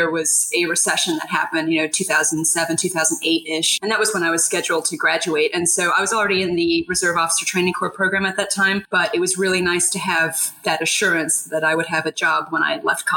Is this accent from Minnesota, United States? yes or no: no; Colorado, United States; I grew up in Colorado where we have multiple bases and of course the Air Force Academy